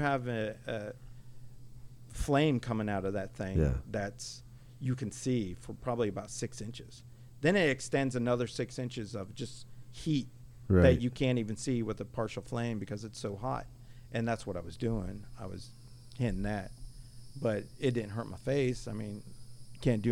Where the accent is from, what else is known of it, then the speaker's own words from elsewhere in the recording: Florida, United States; I'm from Florida.